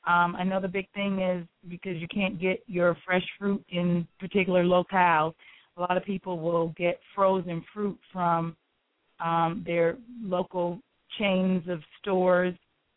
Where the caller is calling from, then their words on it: North Carolina, United States; I am calling from North Carolina.